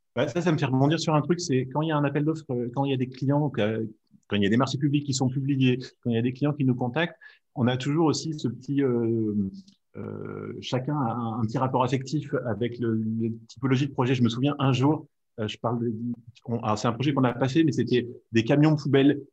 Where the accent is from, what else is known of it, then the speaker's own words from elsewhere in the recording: Grenoble, Auvergne-Rhône-Alpes, France; je suis de Grenoble